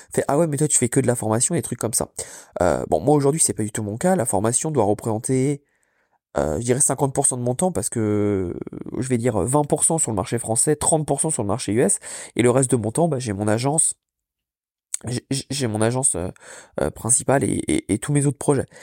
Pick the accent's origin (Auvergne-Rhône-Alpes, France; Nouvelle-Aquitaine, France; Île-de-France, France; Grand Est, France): Île-de-France, France; Paris; moved away as an adult; now in Orlando, United States; qui me rappelle un peu d'où je viens parce que autant je déteste Paris